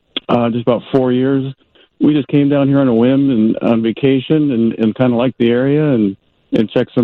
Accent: Rockford, Illinois, United States; moved away as an adult; now in Arkansas, United States; We're from the Rockford area.

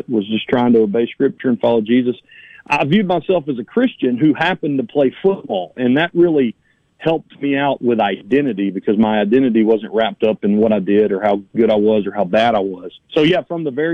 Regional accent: Laurel, Mississippi, United States; also born or lived in New Orleans, Louisiana; I was adopted and brought back to Laurel

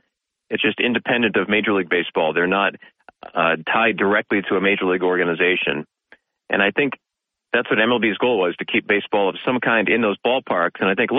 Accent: Boston, Massachusetts, United States; moved away; also born or lived in Vermont; I grew up in the Boston area

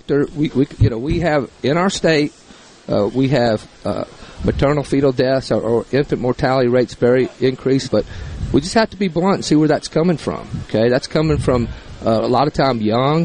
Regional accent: Mississippi, United States; I grew up right here in Mississippi

